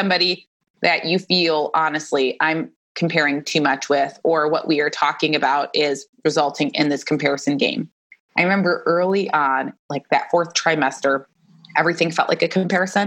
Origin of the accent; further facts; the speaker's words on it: Michigan, United States; now in Phoenix, United States; I grew up in Michigan